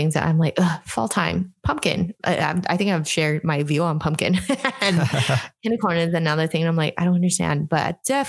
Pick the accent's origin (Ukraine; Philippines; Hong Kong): Hong Kong; moved away; coming from Hong Kong